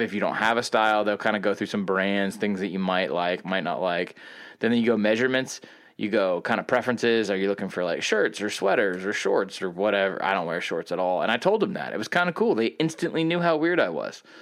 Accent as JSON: {"language": "English", "region": "the South", "country": "United States", "said": "I still am Southern"}